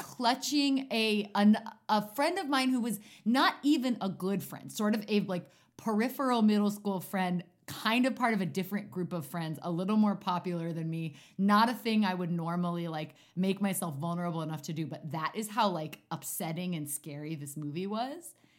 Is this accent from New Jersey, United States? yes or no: yes; Maplewood, New Jersey, United States; I grew up in New Jersey, little town called Maplewood.